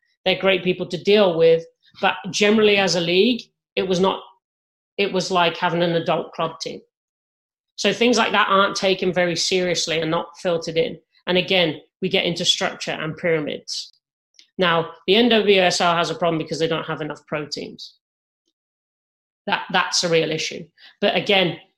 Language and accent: English; England, United Kingdom; now in United States; As an Englishman